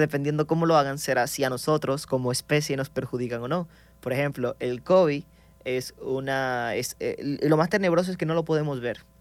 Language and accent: Spanish; Maracaibo, Zulia, Venezuela; soy proveniente de Venezuela. Entonces, de donde vengo exactamente es del estado Zulia, la ciudad Maracaibo.